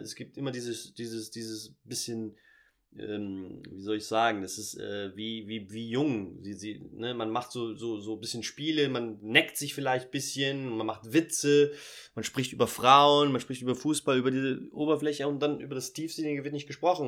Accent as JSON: {"language": "German", "country": "Portugal", "tie": "born or raised there", "also_born_or_lived": "Germany", "said": "Ich bin äh, in Portugal groß geworden, Sohn einer deutschen Mutter, brasilianischen Vater"}